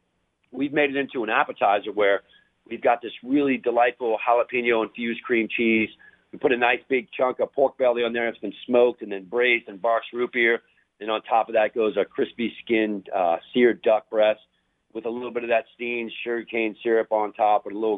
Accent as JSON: {"language": "English", "town": "New Orleans", "region": "Louisiana", "country": "United States", "tie": "born or raised there", "said": "growing up in New Orleans"}